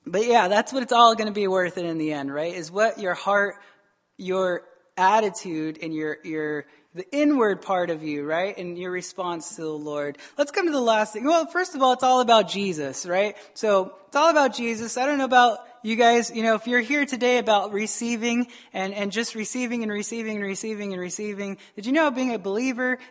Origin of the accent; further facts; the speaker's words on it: United States; we're American